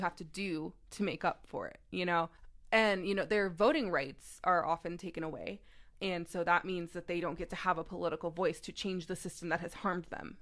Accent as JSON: {"language": "English", "region": "Texas", "country": "United States", "tie": "born or raised there", "moved": "as an adult", "lives_now": "Maryland, United States", "said": "I am also from the South. I grew up, uh, in Texas for most of my life. Um, and now I live in Maryland"}